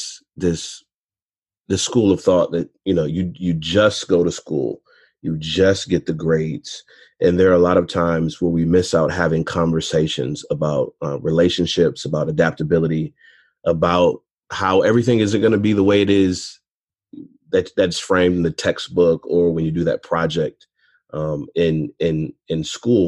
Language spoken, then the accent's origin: English; close to Detroit, Michigan, United States; I'm from Michigan, close to Detroit